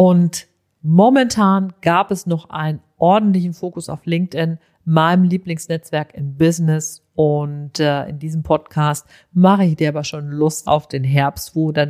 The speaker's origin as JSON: {"language": "German", "region": "North Rhine-Westphalia", "country": "Germany", "said": "also ich komme aus dem Sauerland, ich bin ein Kind der 70er, ich erinnere mich an sehr, sehr viele, sehr verregnete, einfach im Grunde sehr kühle Sommer."}